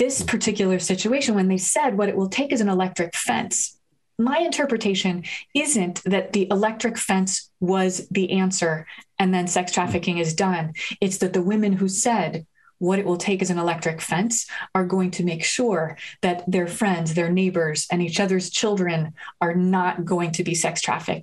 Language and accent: English; New Haven, Connecticut, United States; my hometown of New Haven